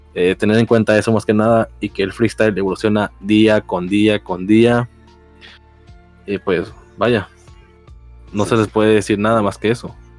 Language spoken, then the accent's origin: Spanish; Mexico